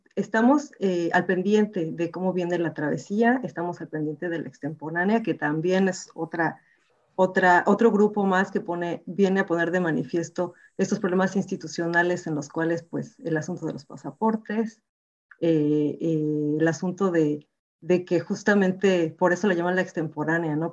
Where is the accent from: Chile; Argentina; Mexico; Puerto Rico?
Mexico; now in Gothenburg, Sweden; personalmente como mexicana me siento súper orgullosa